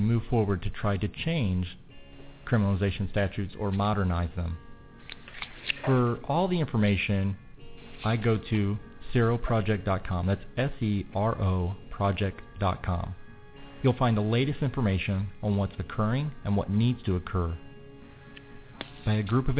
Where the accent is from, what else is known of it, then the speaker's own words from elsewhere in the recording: Missouri, United States; subject to the criminal statutes in my home state of Missouri